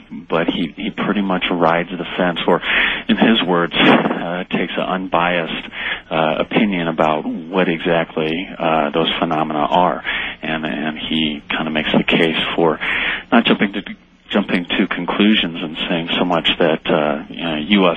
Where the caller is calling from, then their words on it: Boulder, Colorado, United States; I'm calling from Boulder, actually.